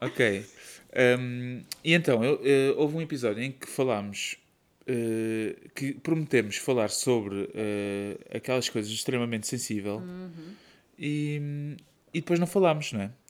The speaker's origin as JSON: {"language": "Portuguese", "region": "Setúbal", "country": "Portugal", "moved": "yes", "said": "eu sou de Setúbal"}